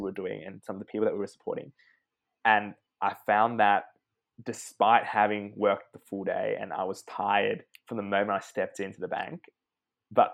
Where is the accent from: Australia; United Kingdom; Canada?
Australia; English is a second language; also born or lived in Hong Kong; So I'm a migrant from Hong Kong. So I came here when I was 3.5 with my parents and arrived in Australia. Didn't speak a speck of English